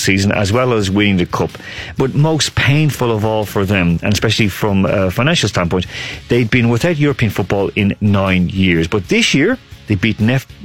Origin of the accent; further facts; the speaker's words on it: Ireland; I'm Irish as well